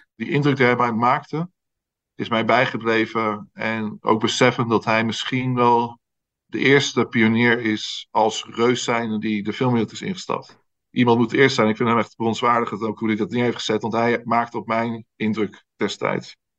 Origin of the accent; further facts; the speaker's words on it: Netherlands; als Nederlander